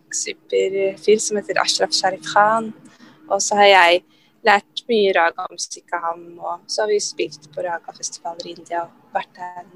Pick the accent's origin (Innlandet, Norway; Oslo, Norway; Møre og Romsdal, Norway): Oslo, Norway; Jeg kom, kommer fra Grorud i Oslo